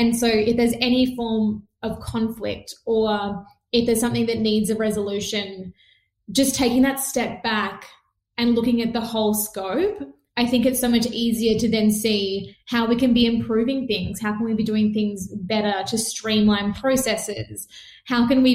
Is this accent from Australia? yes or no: yes; Melbourne, Victoria, Australia; also born or lived in Perth; I was born in Perth where they were living for my dad's work as well. And then came back to Melbourne where we're from